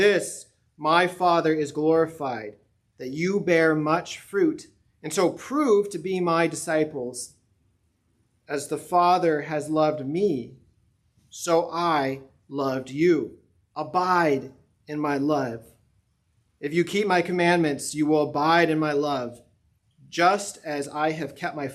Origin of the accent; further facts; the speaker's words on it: Colorado, United States; moved away; even where I grew up in Colorado, our home got its water from an artesian spring because we were in the mountains